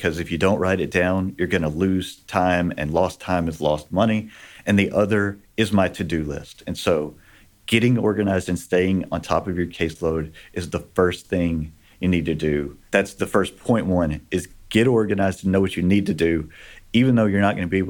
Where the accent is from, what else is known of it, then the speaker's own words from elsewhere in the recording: Texas, United States; I grew up in Texas